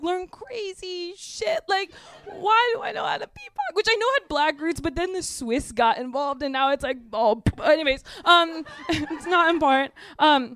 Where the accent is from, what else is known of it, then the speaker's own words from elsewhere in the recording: Midwest, United States; I grew up in the Midwest